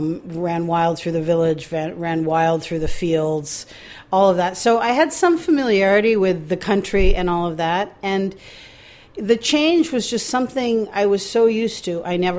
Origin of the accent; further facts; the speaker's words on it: Maine, United States; born there; I was born in Maine.